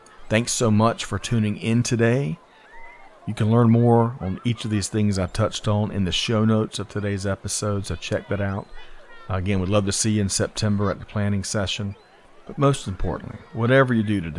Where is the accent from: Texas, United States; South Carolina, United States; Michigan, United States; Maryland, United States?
South Carolina, United States; my home state of South Carolina